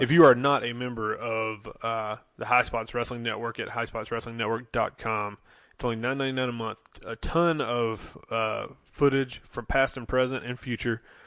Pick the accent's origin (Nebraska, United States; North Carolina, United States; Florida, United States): North Carolina, United States; Charlotte; we're from the Charlotte, North Carolina area